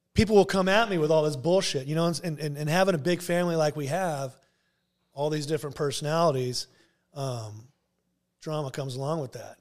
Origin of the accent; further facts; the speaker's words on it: Garden Grove, California, United States; I'm born and raised in Garden Grove.